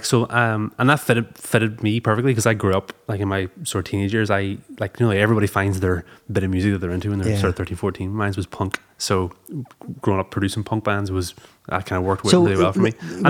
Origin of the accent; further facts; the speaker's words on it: Belfast, Northern Ireland, United Kingdom; now in Derry, United Kingdom; But no, I grew up in Belfast. I moved to Derry when I was 21. So I've been there like 13, 14 years now. But I know, grew up in Belfast.